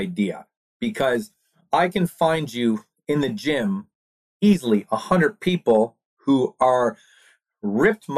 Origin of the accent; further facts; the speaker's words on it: East Coast, Atlantic Canada, Canada; We're from the East Coast, Canada